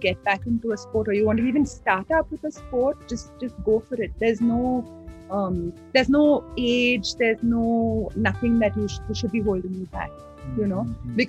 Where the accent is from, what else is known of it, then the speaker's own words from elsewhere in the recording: Goa, India; I'm from Goa, mother of two naughty children.